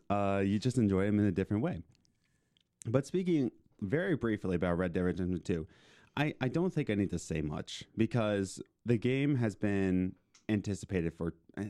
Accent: Philadelphia, Pennsylvania, United States; we're from Philly.

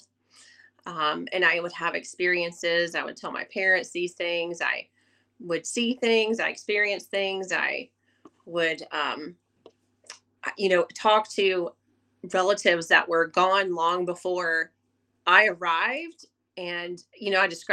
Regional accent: the South, United States; I was born and raised in the South

